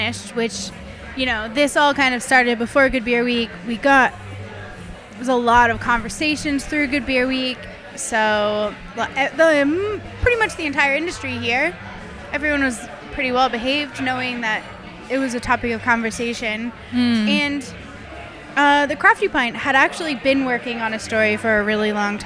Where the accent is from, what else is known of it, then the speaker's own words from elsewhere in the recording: United States; now in Australia; as an American